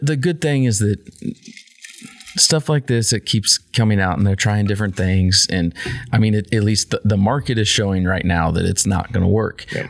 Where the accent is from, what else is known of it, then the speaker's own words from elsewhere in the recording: Kansas, United States; in Kansas we're more American than everybody else